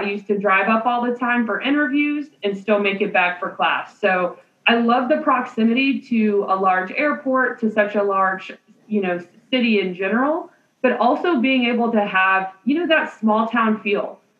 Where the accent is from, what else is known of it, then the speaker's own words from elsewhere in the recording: New Orleans, Louisiana, United States; now in Athens, United States; I'm actually from New Orleans.